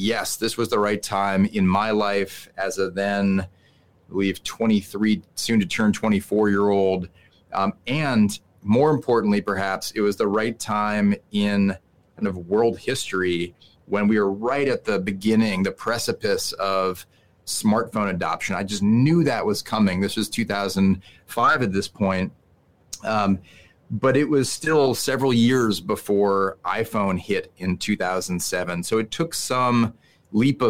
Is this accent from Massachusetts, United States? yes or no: yes; Newton, Massachusetts, United States; moved away as an adult; now in New York City, United States; a pizza delivery driver in my hometown of Newton, Massachusetts